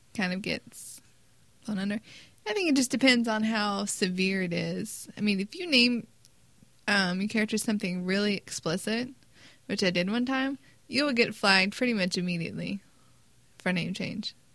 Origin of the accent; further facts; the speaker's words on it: United States; we're American.